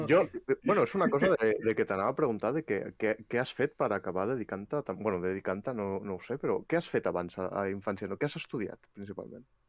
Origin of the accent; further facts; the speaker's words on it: L'Hospitalet de Llobregat, Catalonia, Spain; sóc de l'Hospitalet de Llobregat